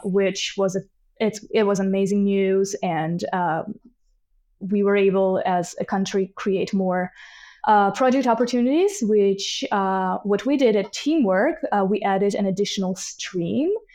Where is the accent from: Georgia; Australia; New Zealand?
Georgia; Tbilisi; moved away as an adult; now in Canada; I am originally from Tbilisi, Georgia, which is in, uh, Caucasus region, and I've been in Canada for a little over two and a half years now